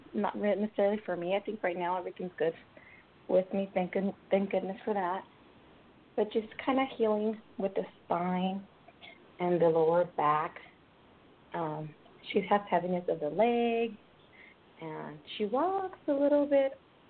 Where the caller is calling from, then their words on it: California, United States; I'm calling from California.